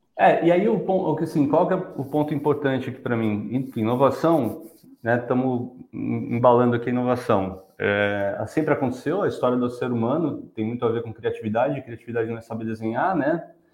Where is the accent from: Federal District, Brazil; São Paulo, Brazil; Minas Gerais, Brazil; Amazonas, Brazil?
São Paulo, Brazil; also born or lived in Rio de Janeiro; Sou carioca, apesar de ter nascido só lá e fui criado em São Paulo